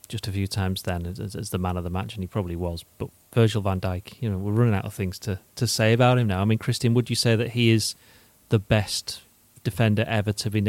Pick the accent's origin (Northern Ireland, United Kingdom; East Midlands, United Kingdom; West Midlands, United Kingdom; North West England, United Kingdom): North West England, United Kingdom; St Helens; I'm from St. Helens